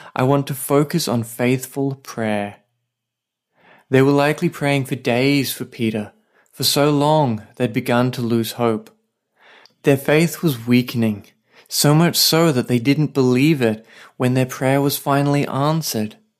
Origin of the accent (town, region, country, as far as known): Australia; now in Saipan, Northern Mariana Islands